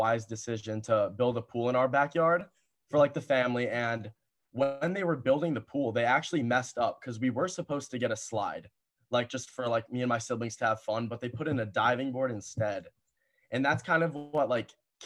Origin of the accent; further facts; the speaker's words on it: Cleveland, Ohio, United States; I started out in Cleveland, which is where my hometown is